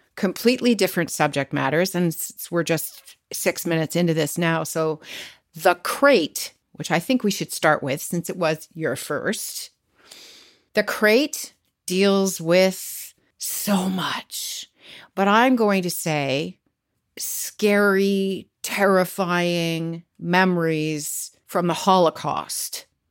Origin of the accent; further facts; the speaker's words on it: Canada; I was born and raised and lived in Canada my entire life